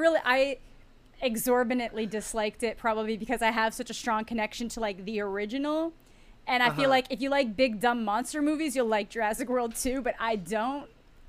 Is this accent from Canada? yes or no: yes; Canada; being Canadian, it came up a lot because, you know, Newfoundland, big prominent mention.